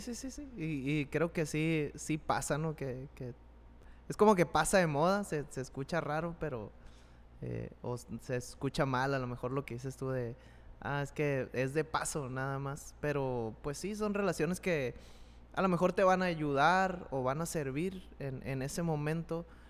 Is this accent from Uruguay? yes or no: no; Mexico